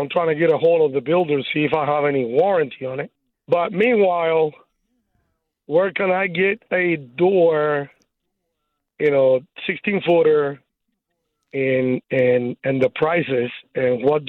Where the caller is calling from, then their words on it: Burleson, Texas, United States; I'm calling here from Burleson.